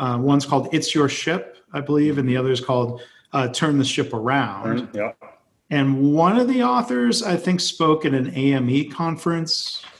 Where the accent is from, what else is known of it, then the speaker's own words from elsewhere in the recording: Livonia, Michigan, United States; my hometown in Livonia, Michigan